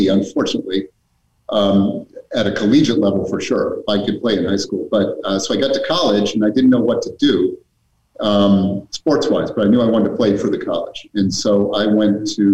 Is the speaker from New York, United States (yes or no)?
no; Weston, Massachusetts, United States; also born or lived in Worcester, Massachusetts / Ohio / Illinois; I did grow up in Weston.